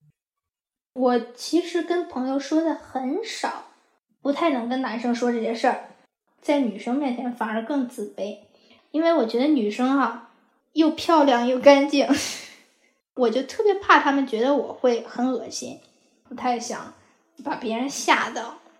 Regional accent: Hebei, China; moved away as an adult; now in Los Angeles, United States; 我是河北人。 我从一零年的时候来美国读本科

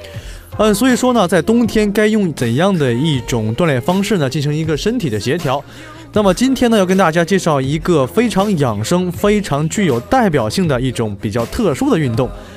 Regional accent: Northeast China, China; moved away as an adult; now in Jinhua, China; 作为一个东北人，依旧是不太能够接受像金华这样一个寒冷的天气。

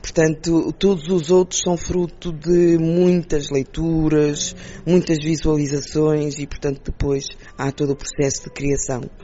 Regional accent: Portugal; nós como portugueses

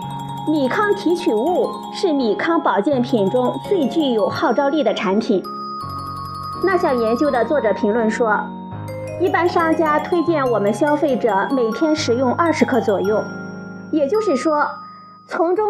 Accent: China; 对于我们中国人来说，无法不吃米饭

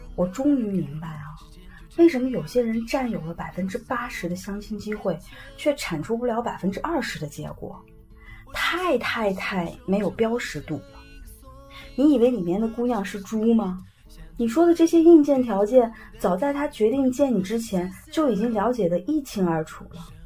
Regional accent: Shaanxi, China; moved away; 我呢，从小是在陕西一个不知名的小电厂长大的

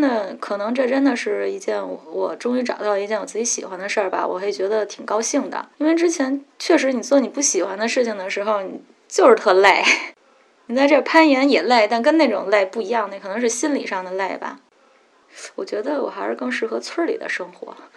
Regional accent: Beijing, China; moved away as an adult; now in Yangshuo, China; 从小在北京待着，然后就是上学，考试，考大学，在上班儿就那么一步一步来嘛

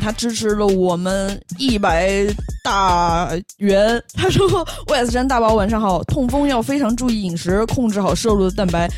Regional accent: Sichuan, China; also born or lived in Beijing; now in Shanghai, China; 我作为一个四川人，算南方人吧

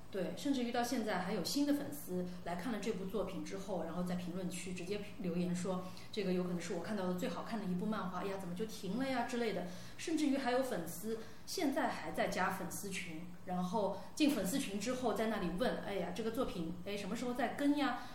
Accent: Pudong, Shanghai, China; 我们是从浦东的市，市井里面长大的孩子

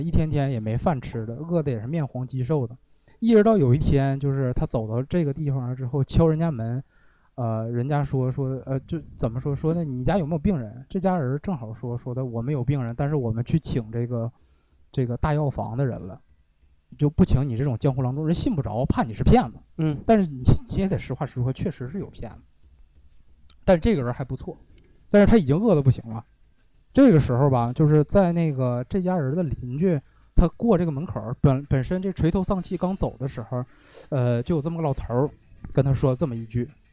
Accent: Northeast China, China; 用咱们东北话说

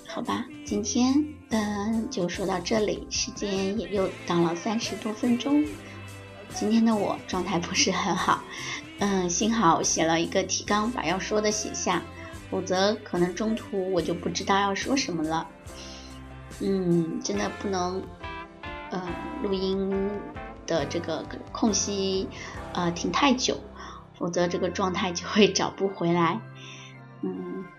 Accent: China; also born or lived in Shenzhen; 我们中国人或者是南京的朋友们

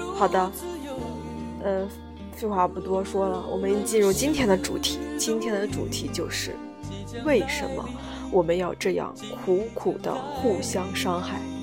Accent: Henan, China; 作为一个河南人

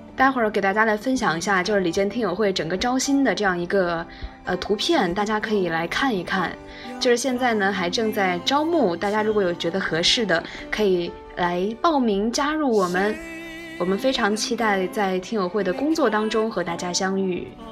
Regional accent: Anhui, China; 我是安徽人

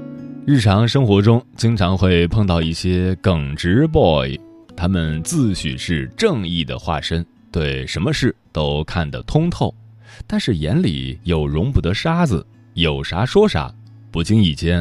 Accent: China; 因为我们中国人不喜欢这种锋芒毕露的聪明人。

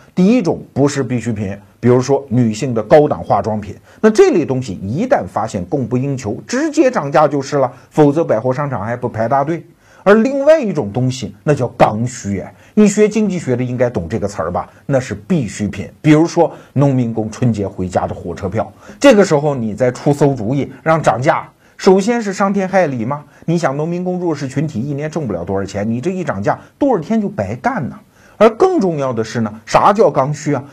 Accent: China; 我们中国人

